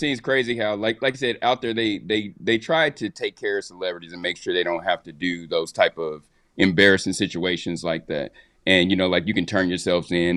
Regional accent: Midwest, United States; I'm from the Midwest

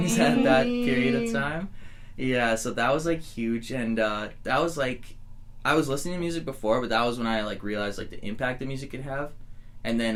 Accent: just outside of Edmonton, Alberta, Canada; also born or lived in Bellingham, Washington, United States; I grew up just outside of Edmonton

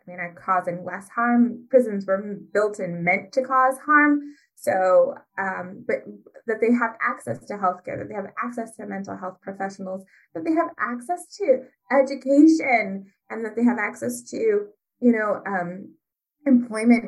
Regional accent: Ypsilanti, Michigan, United States; I'm from Ypsilanti, Michigan

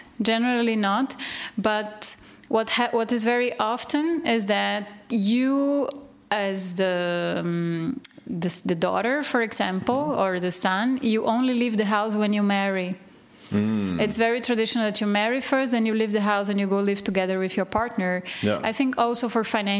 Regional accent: Recife, Pernambuco, Brazil; moved away as an adult; also born or lived in Belgium; now in Portugal; I am from Recife, and they have indigenous communities there too.

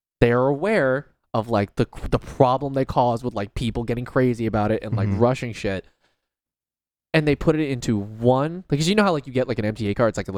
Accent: Philadelphia, Pennsylvania, United States; I'm not even from here, dude. I'm actually from Philly. I drove 4 hours to come here for this card, dog.

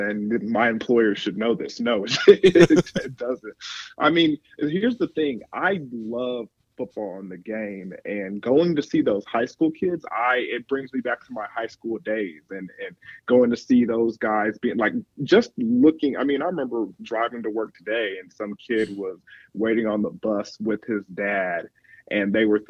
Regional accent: Nigeria; my background is I'm Nigerian.

